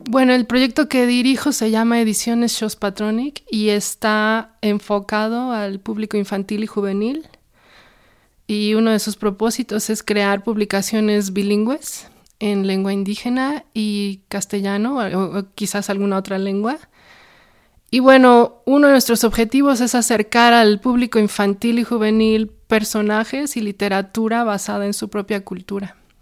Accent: Mexico City, Mexico; moved away as an adult; also born or lived in England / New York; yo soy de un lugar que se llama Ticpac

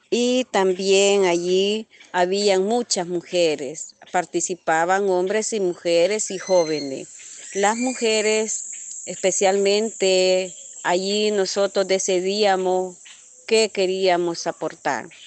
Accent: El Salvador; also born or lived in Honduras; soy del Salvador, vivo en una comunidad Santa Marta heroica.

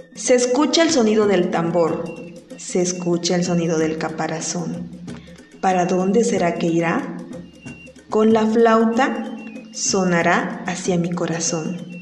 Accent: San Mateo del Mar, Oaxaca, Mexico; first language Huave; La palabra ICOTS, que es como nos designamos los que somos provenientes de San Mateo del Mar

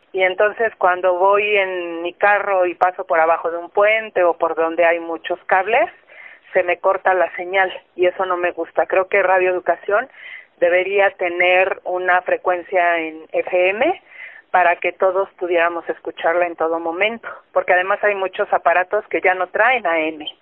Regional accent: Tlalnepantla, State of Mexico, Mexico; soy de Tlanepantla, Estado de México

